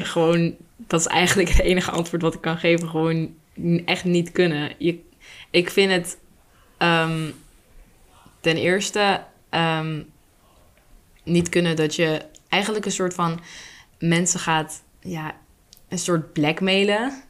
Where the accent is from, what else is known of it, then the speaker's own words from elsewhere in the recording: Vlaardingen, South Holland, Netherlands; now in Schiedam, Netherlands; ben ik geboren in Vlaardingen